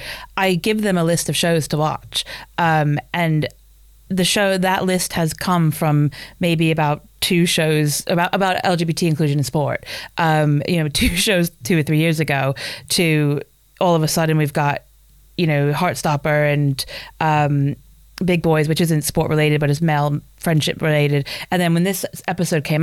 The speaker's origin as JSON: {"language": "English", "country": "United States", "moved": "as an adult", "lives_now": "United Kingdom", "said": "an American who's lived in the UK for 17 years"}